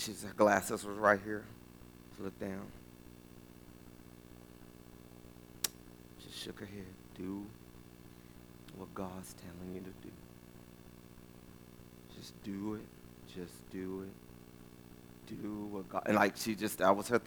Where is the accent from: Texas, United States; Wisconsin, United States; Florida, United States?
Texas, United States; West; now in Round Rock, United States; I'm from West Texas.